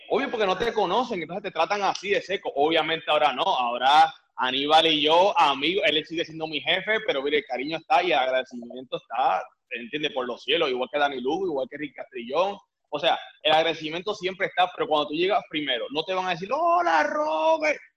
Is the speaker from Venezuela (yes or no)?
no; Puerto Rico; moved away as an adult; now in Miami, United States; yo soy de Puerto Rico